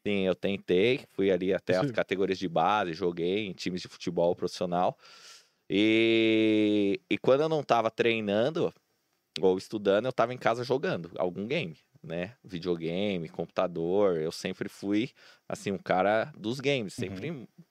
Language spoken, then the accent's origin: Portuguese; Santo André, São Paulo, Brazil; also born or lived in São Bernardo do Campo; Eu sou de Santo André, né? Eu sou nascido em São Bernardo, mas sempre morei minha vida inteira em Santo André